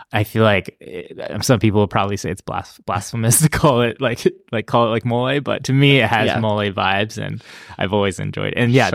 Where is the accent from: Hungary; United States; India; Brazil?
United States; Cincinnati, Ohio; born or raised there; also born or lived in Texas